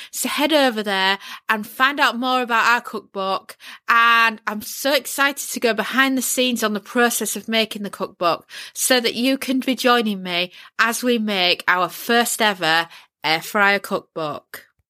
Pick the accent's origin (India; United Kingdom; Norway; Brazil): United Kingdom; Yorkshire and the Humber; accent: Yorkshire; also born or lived in London; moved, um, up to Yorkshire as a toddler